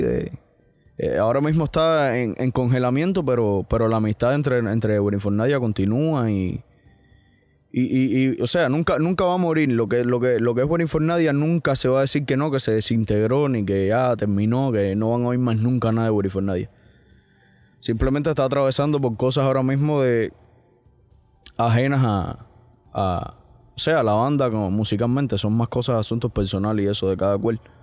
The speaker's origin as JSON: {"language": "Spanish", "country": "Cuba", "also_born_or_lived": "Miami", "moved": "yes", "lives_now": "United States", "said": "yo al final me siento cubano 100%"}